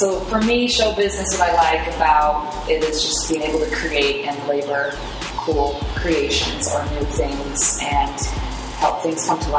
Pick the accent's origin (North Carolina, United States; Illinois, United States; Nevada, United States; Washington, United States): Washington, United States; Puyallup; I am from, well, I say I'm from Seattle, which is why I say Seattle, because you wouldn't know Puyallup, why. Okay. So Puyallup.